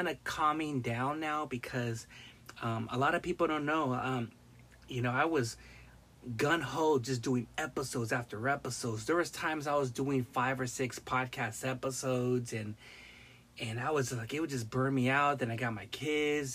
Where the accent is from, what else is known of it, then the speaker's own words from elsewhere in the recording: Long Beach, California, United States; moved away; also born or lived in Modesto, California / Central Valley, California / Bay Area, California; from Long Beach, but I grew up in the Harbor area, Wilmington, Carson, San Pedro, Long Beach, and I used to live like almost half my life in Northern California, Central Valley